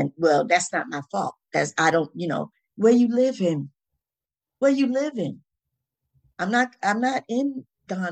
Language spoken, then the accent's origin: English; the South, United States; my growing up in the South